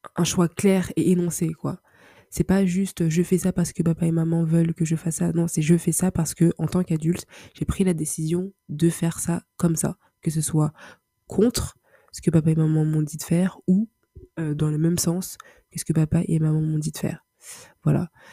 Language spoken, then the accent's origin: French; Paris, Île-de-France, France; je suis d'origine euh, congolaise, je vis, je suis née à Paris, donc j'évolue je, je, grandis dans une culture euh, occidentale.